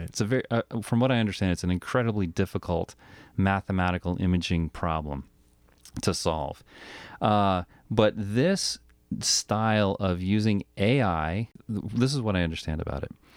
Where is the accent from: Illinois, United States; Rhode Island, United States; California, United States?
Rhode Island, United States; moved away; I'm from Rhode Island